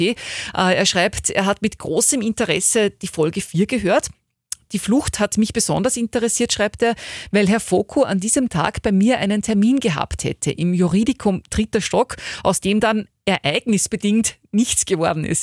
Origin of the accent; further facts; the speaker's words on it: Upper Austria, Austria; zumindest hier bei uns in Oberösterreich